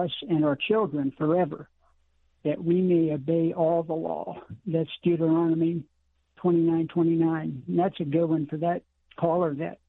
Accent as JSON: {"language": "English", "region": "California", "country": "United States", "tie": "born or raised there", "moved": "as an adult", "lives_now": "Golden Valley, United States", "said": "I was born in California in 1954. Now I'm 69 now, and I just moved to Arizona almost 3 years ago."}